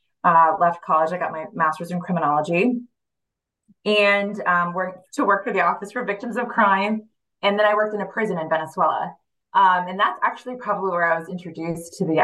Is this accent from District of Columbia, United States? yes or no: yes; Washington, District of Columbia, United States; English is a second language; now in Los Angeles, United States; I am originally from the Washington, D.C. area and born and raised, and now I live here in Los Angeles.